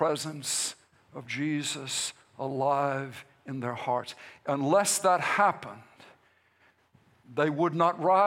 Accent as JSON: {"language": "English", "country": "United States", "said": "we as American Christians or Christians Americans"}